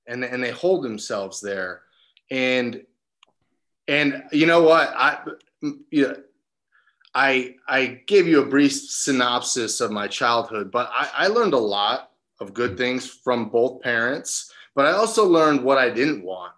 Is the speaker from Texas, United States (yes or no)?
no; New Jersey, United States; moved away as an adult; also born or lived in California; I'm a Jersey boy, born and raised in New Jersey